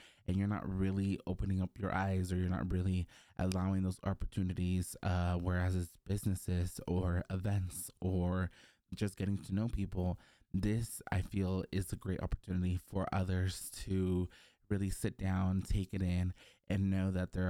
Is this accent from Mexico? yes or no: yes; Mexico; also born or lived in Mexico City, Mexico; I was born in Mexico City, but I moved to the countryside at a very early age with my brother and my parents.